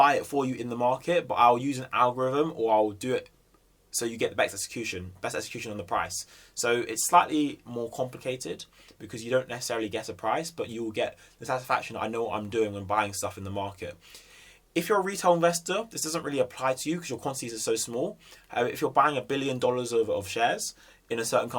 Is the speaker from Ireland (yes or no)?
no; Jamaica; I'm also Jamaican